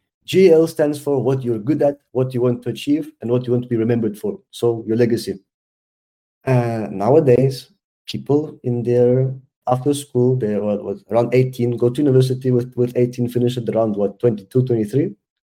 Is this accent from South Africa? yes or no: yes; South Africa; also born or lived in Switzerland; Being Swiss South African, I know it's like to have everything and to have nothing, yeah?